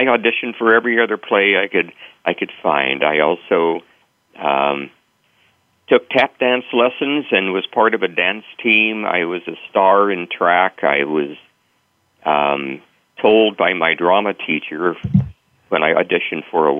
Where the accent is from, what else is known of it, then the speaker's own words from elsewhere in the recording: central Kansas, United States; my days at my two-room country school in central Kansas